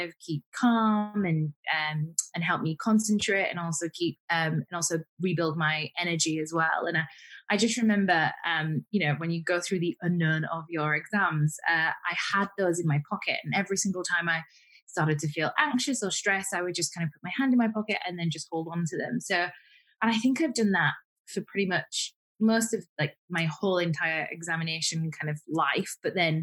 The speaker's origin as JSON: {"language": "English", "town": "Huddersfield", "region": "Yorkshire and the Humber", "country": "United Kingdom", "tie": "born or raised there", "said": "I grew up in Yorkshire, where a town called Huddersfield, which I thoroughly enjoyed"}